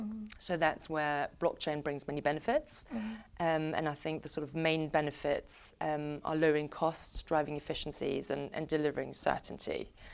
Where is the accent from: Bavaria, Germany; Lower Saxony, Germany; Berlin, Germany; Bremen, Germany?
Bavaria, Germany; Munich; now in United Kingdom; you know, I'm originally from Munich in Germany